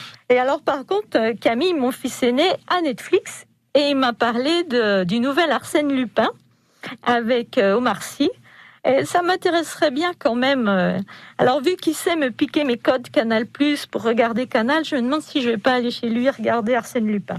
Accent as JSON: {"language": "French", "town": "Dijon", "region": "Bourgogne-Franche-Comté", "country": "France", "tie": "born or raised there", "said": "Moi, je me sens bourguignonne avant tout. Avant d'être française, je suis bourguignonne. Je suis jeunesse, je suis née à Dijon"}